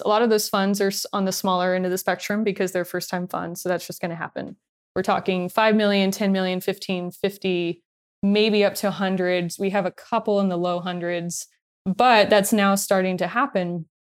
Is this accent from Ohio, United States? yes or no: no; Long Beach, California, United States; when I was growing up in Long Beach